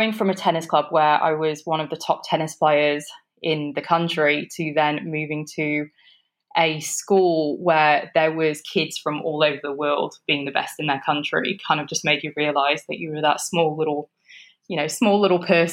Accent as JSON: {"language": "English", "town": "Huddersfield", "region": "Yorkshire and the Humber", "country": "United Kingdom", "tie": "born or raised there", "said": "grew up in Huddersfield, in West Yorkshire, in England. And both my parents moved over from Kenya, and I was born in Huddersfield and grew up there"}